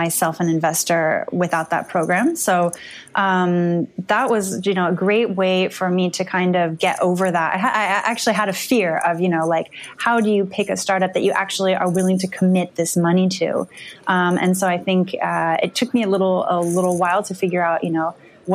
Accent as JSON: {"language": "English", "town": "Palo Alto", "region": "California", "country": "United States", "tie": "born or raised there", "moved": "yes", "lives_now": "France", "said": "I grew up in Silicon Valley in Palo Alto"}